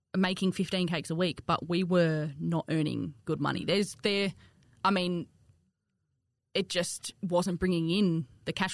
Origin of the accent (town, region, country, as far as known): Australia; accent: bogan twang